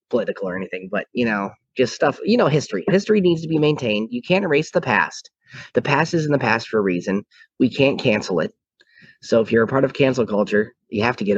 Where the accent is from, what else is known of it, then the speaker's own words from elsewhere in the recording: Portland, Oregon, United States; I'm from Portland, Oregon